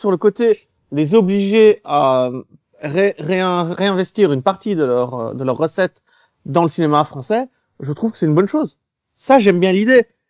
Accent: Belgium; je suis belge

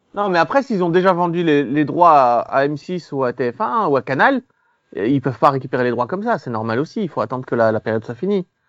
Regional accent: Belgium; je suis belge

